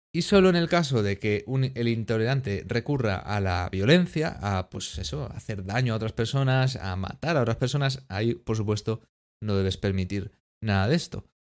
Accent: Spain; España, somos los, los apestados un poquito

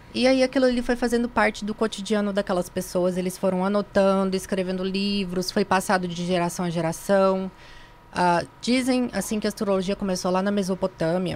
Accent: Minas Gerais, Brazil; moved away; also born or lived in Ituiutaba; Eu sou de Minas

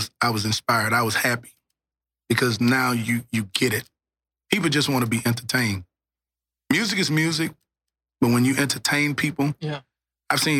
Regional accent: Louisiana, United States; now in Dallas, United States; When I came from Louisiana, I embraced Dallas

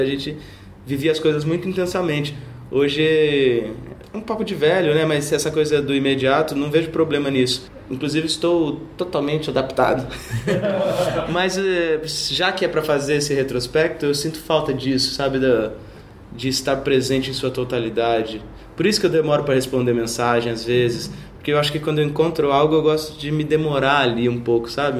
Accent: Cuiabá, Mato Grosso, Brazil; moved away as an adult; also born or lived in Arapongas, Paraná / Londrina, Paraná / Santa Cruz de la Sierra, Bolivia / La Paz, Bolivia; now in São Paulo, Brazil; nasci em Arapongas, no Paraná. Fui criado em Londrina, depois aos 8 anos me mudei para Cuiabá, passei um tempo na Bolívia, dos 17 para os 18, em Santa Cruz de la Sierra e La Paz, e moro em São Paulo desde os 21

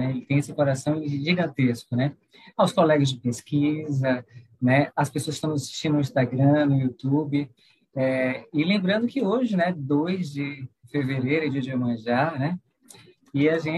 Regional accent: Bahia, Brazil; eu que venho da Bahia, mas estou trabalhando no Piauí, né, o baiano que existe em mim saúda esse novo baiano que existe em você.

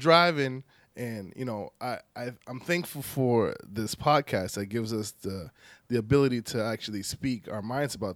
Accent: Boston, Massachusetts, United States; I was born in Boston

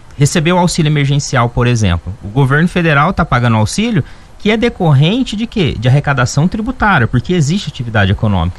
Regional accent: Ribeirão Preto region, interior of São Paulo, Brazil; now in Varginha, Brazil; eu sou lá do interior de São Paulo, de ribeira, da região de Ribeirão Preto.

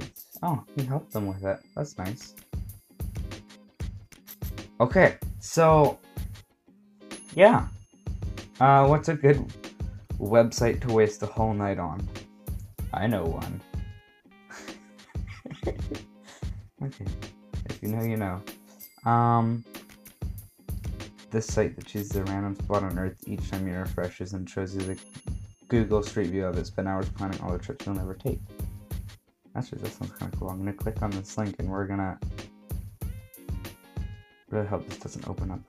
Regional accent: Canada; I'm from Canada.

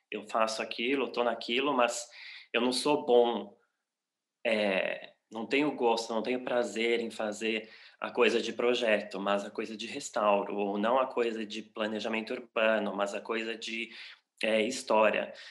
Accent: São Paulo, Brazil; moved away as an adult; now in Berlin, Germany; eu sou brasileiro, paulista, paulistano, de São Paulo. É, moro em Berlim há seis anos já

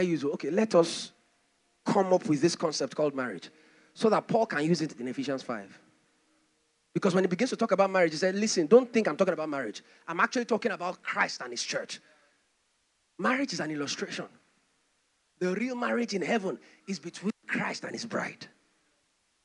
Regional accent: Nigeria

